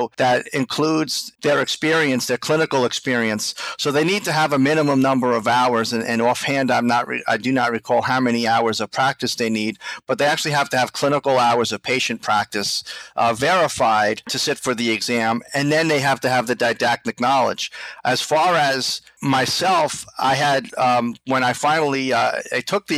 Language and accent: English; Islip, New York, United States; also born or lived in Flushing, Queens, New York; I'm from Islip myself